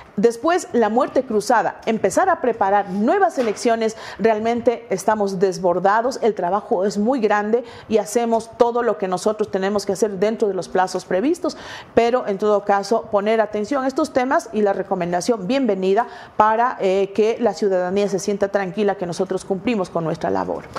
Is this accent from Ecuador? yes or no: yes; Ecuador; Como ecuatorianos